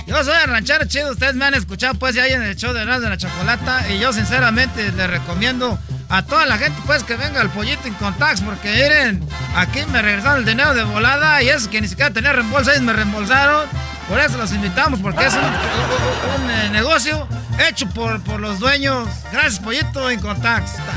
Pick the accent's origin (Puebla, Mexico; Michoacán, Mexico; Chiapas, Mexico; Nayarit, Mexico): Michoacán, Mexico; yo pues vengo de Michoacán y a mí me tienen envidia pues todos porque soy de Michoacán